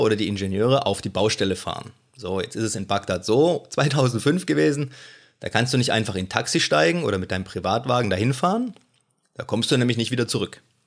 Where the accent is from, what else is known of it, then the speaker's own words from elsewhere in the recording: Germany; als Deutscher mit praktisch minimal militärischen Hintergrund